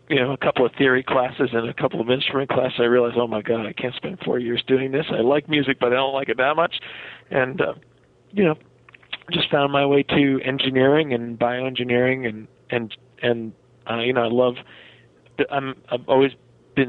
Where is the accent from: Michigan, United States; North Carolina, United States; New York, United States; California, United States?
New York, United States; Rockland County; moved away as an adult; also born or lived in Massachusetts / Connecticut; I spent most of my youth in the upper, sort of outside the city in the Rockland County area before I went off to college